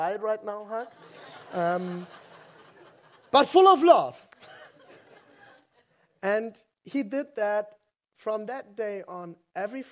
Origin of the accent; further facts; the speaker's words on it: West Germany, Germany; English is a second language; I grew up in West Germany, and I didn't grow up Christian.